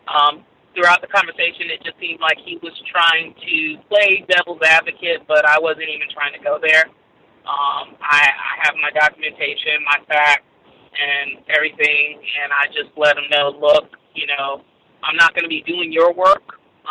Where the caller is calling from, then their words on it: Florida, United States; I'm calling from Florida